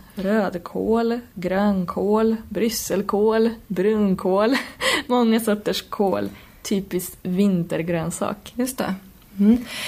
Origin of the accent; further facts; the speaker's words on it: Poland; moved away; jag kommer ju från Polen